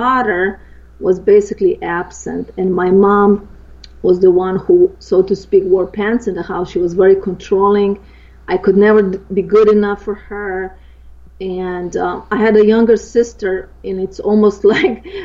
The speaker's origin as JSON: {"language": "English", "country": "Slovenia", "tie": "born or raised there", "moved": "yes", "said": "I grew up in Eastern Europe, in Yugoslavia, and the northern part is Slovenia, where I'm from"}